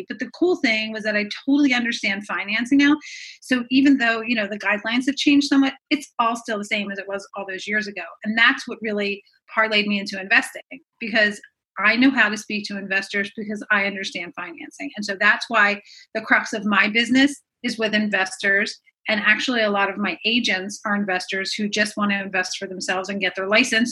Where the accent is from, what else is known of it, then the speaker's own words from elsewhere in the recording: Philadelphia, Pennsylvania, United States; also born or lived in Jersey Shore; I'm from Philadelphia